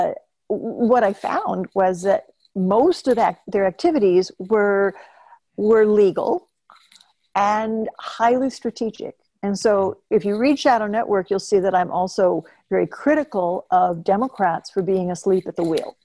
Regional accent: Oklahoma, United States; I'm from the Southwest myself, and I'm from Oklahoma.

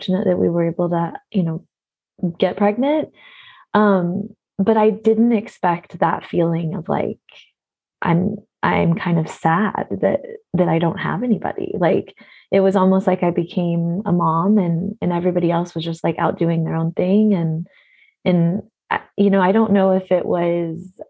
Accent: Oklahoma, United States; moved away as an adult; now in Portland, United States; I grew up in Oklahoma

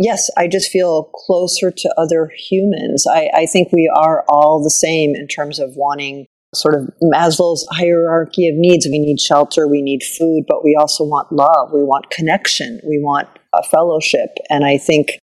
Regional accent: Chicago, Illinois, United States; moved away as an adult; also born or lived in New York / Paris / Cairo / Sharm el-Sheikh; I grew up outside of Chicago

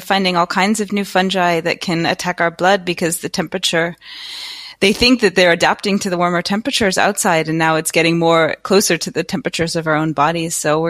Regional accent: United States; moved away as an adult; also born or lived in East Coast, United States / California, United States; now in Netherlands; I'm American though by birth. Are you? Okay. I am. I grew up in on the East Coast and then in California, but moved to Holland about 15 years ago.

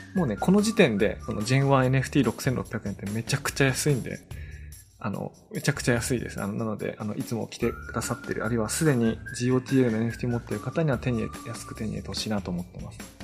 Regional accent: Tono, Iwate, Japan; 私そこの出身なので、もう秋から大体翌年の2月ぐらいまでは、誰の家行っても家中リンゴの匂いがする

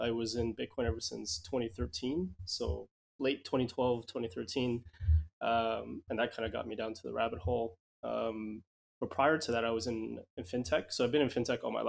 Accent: Edmonton, Alberta, Canada; moved away as an adult; also born or lived in Vancouver; now in Vietnam; I grew up in Canada, yeah. I grew up in a little small city, I guess, called Edmonton, and then I moved over to Vancouver, and I spent most of my time there

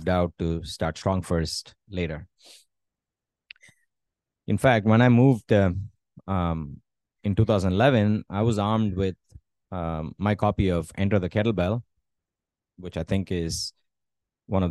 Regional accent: India; moved away as an adult; also born or lived in United States; moving back to my hometown

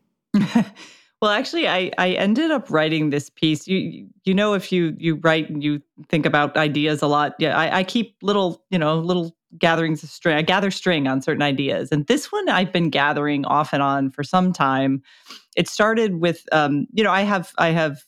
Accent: Florida, United States; I was born and raised in Florida

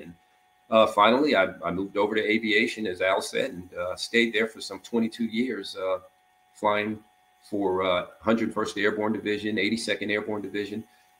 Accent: New Jersey, United States; I was being from North New Jersey.

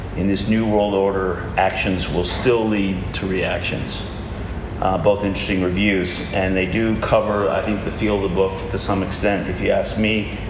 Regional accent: United States; moved away as an adult; also born or lived in Asia; I'm also an American

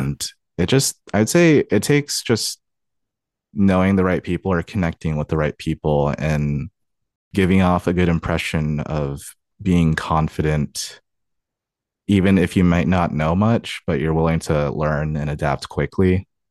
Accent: Tacoma, Washington, United States; also born or lived in Covington, Washington; I was actually born and raised here in Washington. I was born in Tacoma, and then I lived there for twenty-one years of my life.

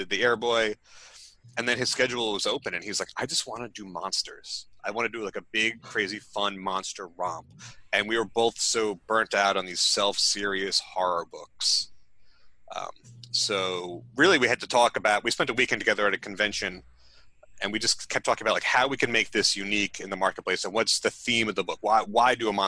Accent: Long Island, New York, United States; I grew up on Long Island, which is sort of conservative

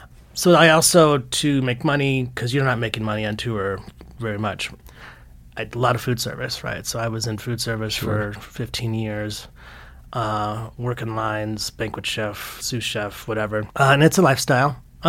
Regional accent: Fort Worth, Texas, United States; born there; also born or lived in Lompoc, California; I was born in Fort Worth, Texas.

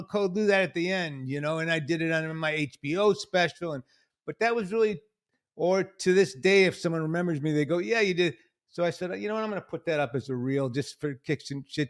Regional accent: Detroit, Michigan, United States; born or raised there

